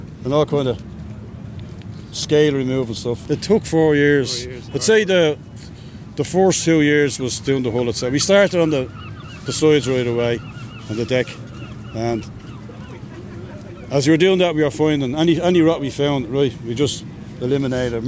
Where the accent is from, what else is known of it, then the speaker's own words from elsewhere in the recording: Dublin, Leinster, Ireland; I'm from Ringsend, St Patrick's Villas. It's my mother's home